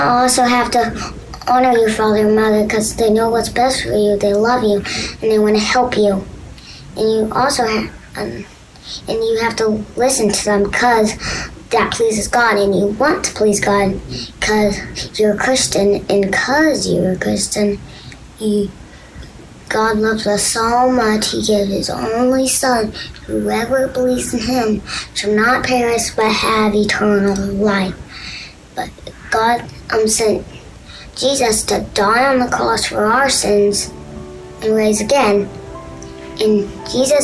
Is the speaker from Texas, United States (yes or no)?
yes; Orange, Texas, United States; I'm from Orange, Texas, and I'm 7